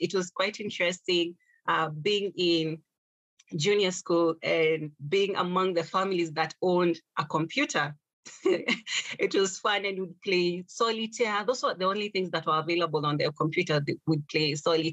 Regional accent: Kenya; growing up in Kenya

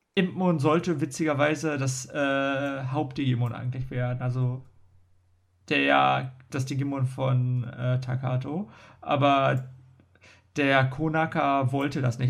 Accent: Germany; bei uns in Deutschland

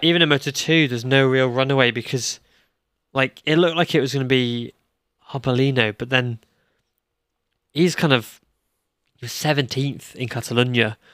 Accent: United Kingdom; I'm British

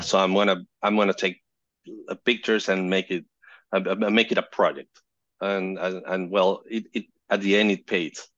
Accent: Caracas, Capital District, Venezuela; I'm from Caracas, Venezuela

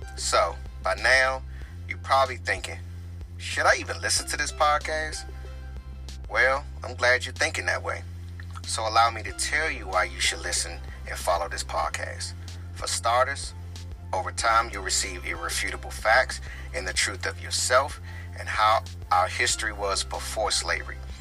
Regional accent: Prince George's County, Maryland, United States; now in Washington, D.C., United States; I was born in Southeast Washington, D.C., and I was raised in the heart of Prince George's County, Maryland

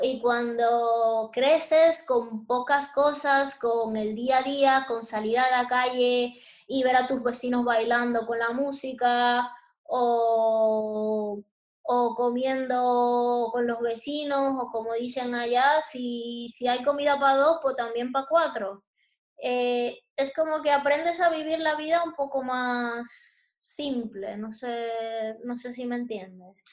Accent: Santo Domingo, Distrito Nacional, Dominican Republic; moved away as an adult; also born or lived in San Cristóbal, Dominican Republic; now in Spain; yo realmente nací en San Cristóbal, que es un pueblo que está cerca de Santo Domingo, pero realmente me crié en Santo Domingo, que es la capital de la República Dominicana

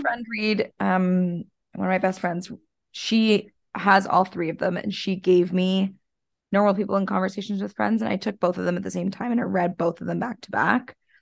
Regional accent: Canada; Us Canadians

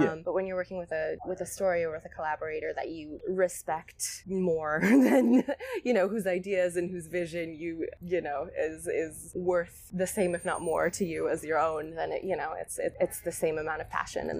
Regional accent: Spain; I kind of credit to growing up in Spain and to growing up kind of around, you know, you're sort of immersed in a different kind of visual landscape when you're there

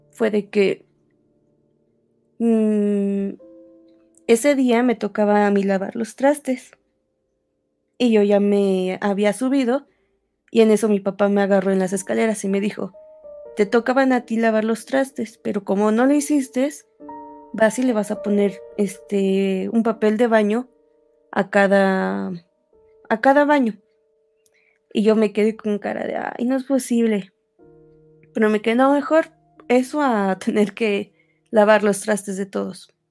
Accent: Sonora, Mexico; born there; now in Mexico City, Mexico; yo nací en Sonora y actualmente vivo en el distrito.

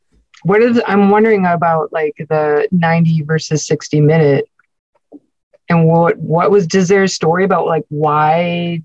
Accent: New England, United States; we're from New England

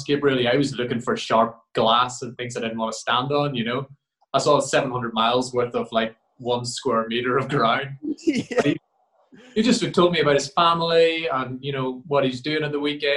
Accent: Ireland; being an Irish boy

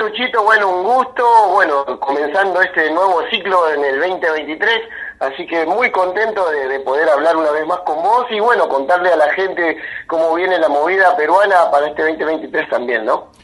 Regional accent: Argentina; yo soy argentino

